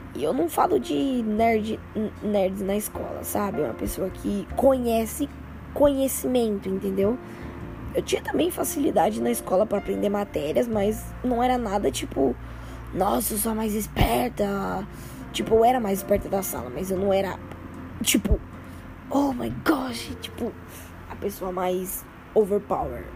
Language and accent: Portuguese; São Paulo, Brazil; Sou paulista, né? Sou, de, sou paulista